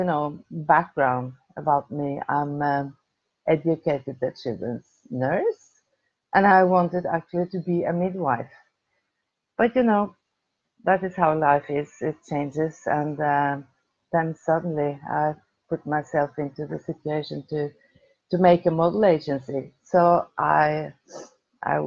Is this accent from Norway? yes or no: yes; Oslo, Norway; I'm from Oslo, from Norway